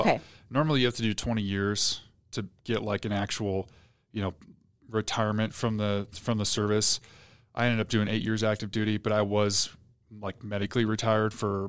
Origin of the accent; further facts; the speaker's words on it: Portland, Oregon, United States; now in Utah, United States; Yeah, so I grew up outside of Portland, Oregon, so the Pacific Northwest, until I graduated high school.